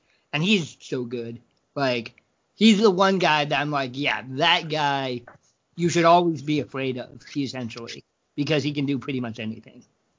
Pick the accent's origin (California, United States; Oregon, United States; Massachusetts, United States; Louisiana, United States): Oregon, United States; moved away as an adult; now in Illinois, United States; I grew up in Oregon